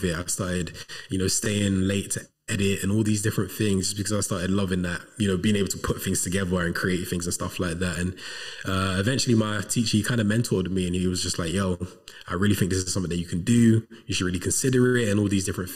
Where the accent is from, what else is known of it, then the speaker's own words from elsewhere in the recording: Coventry, West Midlands, United Kingdom; moved away as an adult; also born or lived in London; now in Manchester, United Kingdom; I'm originally from Coventry. I was born in London, but I was raised in Coventry